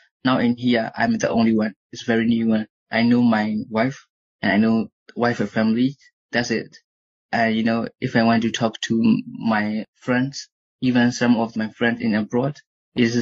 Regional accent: Sagaing Region, Myanmar; English is a second language; moved away as an adult; I want to go to the my village, my hometown.

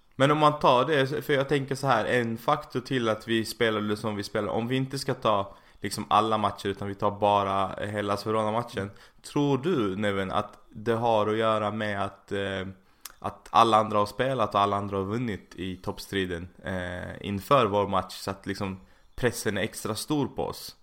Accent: Malmö, Skåne, Sweden; now in Sickla, Sweden; Alltså jag är från Malmö

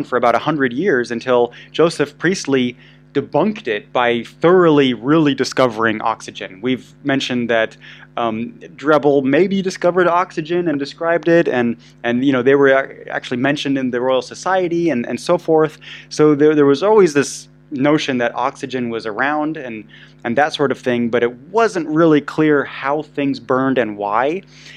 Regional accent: Munich, Bavaria, Germany; I was raised in Munich

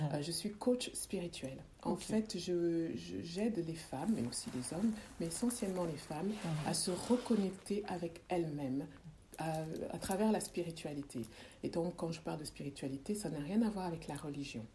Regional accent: Montpellier, Occitania, France; accent: Frenchy; moved away as an adult; also born or lived in Democratic Republic of the Congo / Belgium; je suis née au Congo. Euh, je n'ai pas grandi au Congo. Euh, j'ai grandi dans le sud de la France, euh, très exactement à Montpellier

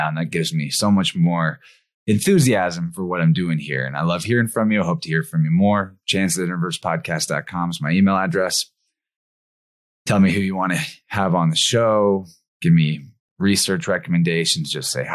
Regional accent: Missouri, United States; It's my home state.

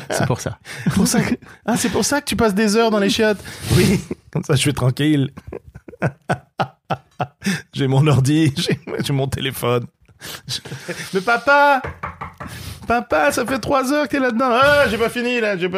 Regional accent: Quebec, Canada; moved away; je suis un Québécois

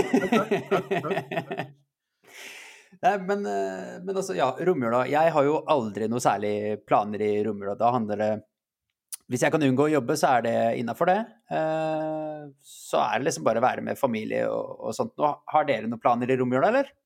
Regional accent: Iceland; Jeg er islandsk

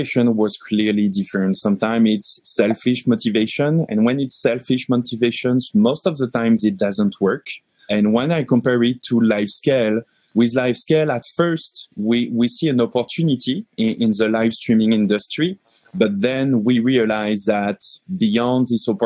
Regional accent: France; moved away as an adult; also born or lived in Paris; now in Montreal, Canada; I'm coming from France. I landed in Montreal 18 months ago

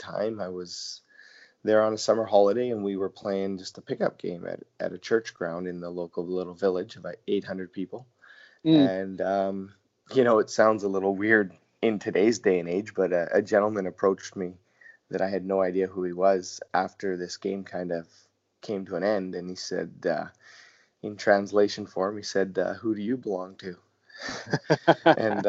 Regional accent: Canada; moved away; as a youngster growing up in Canada

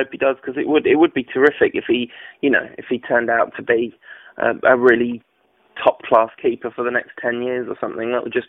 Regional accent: England, United Kingdom; As an English person

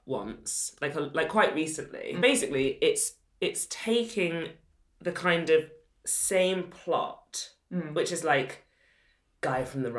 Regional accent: Sheffield, Yorkshire and the Humber, United Kingdom; And I grew up in Sheffield.

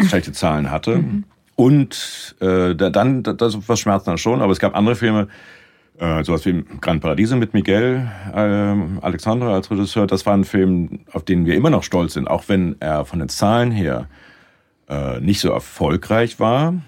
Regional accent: Lüneburg, Lower Saxony, Germany; moved away as an adult; also born or lived in Munich; now in Canada; habe dann erstmal in Lüneburg in meiner Heimatstadt habe dann Kulturwissenschaften studiert

